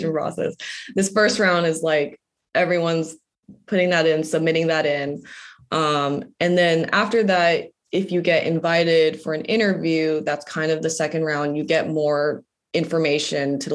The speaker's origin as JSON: {"language": "English", "town": "Los Angeles", "region": "California", "country": "United States", "said": "I'm from Los Angeles"}